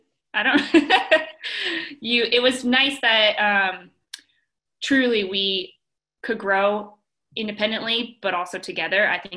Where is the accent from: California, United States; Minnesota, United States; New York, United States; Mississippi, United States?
California, United States; Monterey; born there; now in Louisville, United States; I was born in Monterey, California, and have been all over the U.S. due to my dad's job.